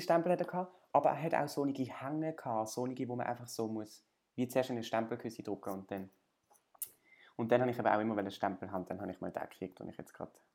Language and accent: German; Basel, Basel-Stadt, Switzerland; ich bin irgendwie in Basel aufgewachsen